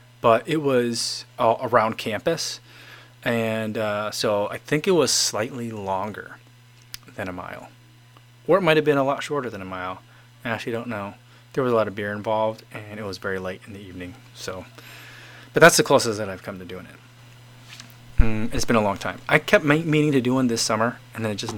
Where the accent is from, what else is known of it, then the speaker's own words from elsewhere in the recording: East Coast, United States; moved away; I grew up on the East Coast